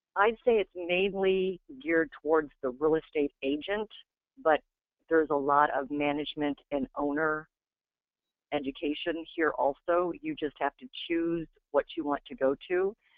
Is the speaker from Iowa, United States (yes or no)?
yes; Iowa, United States; I'm from Iowa